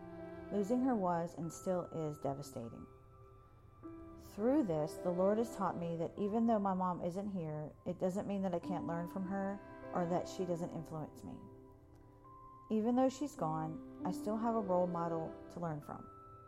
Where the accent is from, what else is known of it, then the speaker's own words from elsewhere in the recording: Saudi Arabia; I grew up in Saudi Arabia where my dad worked. Because of our cultural and geographical isolation, my mom and I were instant best friends.